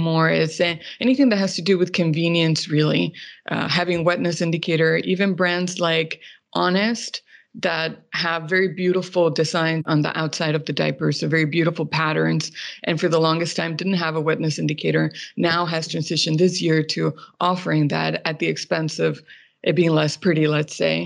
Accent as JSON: {"language": "English", "country": "Mexico", "tie": "born or raised there", "said": "I grew up in Mexico"}